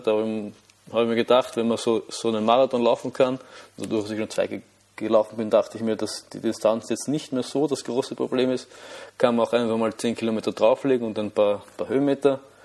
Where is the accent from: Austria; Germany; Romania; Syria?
Austria; Vienna; ich komme aus Wien, wie man vielleicht hören kann.